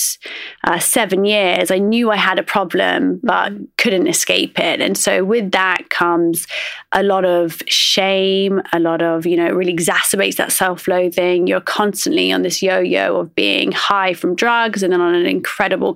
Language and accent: English; Oxford, South East England, United Kingdom; I grew up in Oxford and I would say that growing up, I was very much sort of an outsider. I'm Iraqi